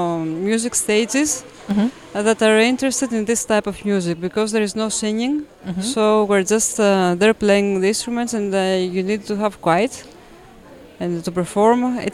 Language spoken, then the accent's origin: English; Athens, Attica, Greece; now in Crete, Greece; growing up in Athens